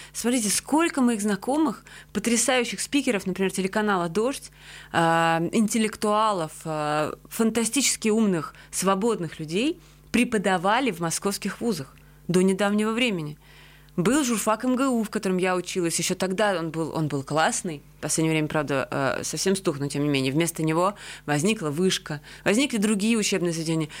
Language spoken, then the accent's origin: Russian; Georgia; also born or lived in Russia; now in Riga, Latvia; Как человек, который вообще-то себя прежде всего ассоциирует с Грузией